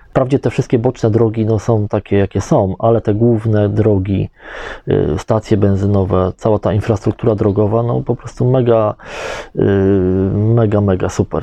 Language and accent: Polish; Poland; mówimy, że z Polski